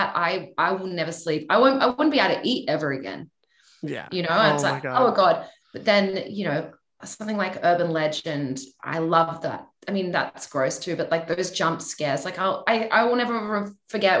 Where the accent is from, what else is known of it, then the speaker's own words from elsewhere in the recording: Australia; now in Los Angeles, United States; growing up in Australia